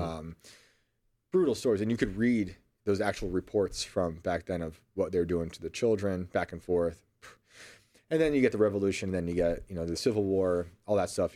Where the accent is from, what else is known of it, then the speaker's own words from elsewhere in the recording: United States; accent: Yankee; my Yankee accent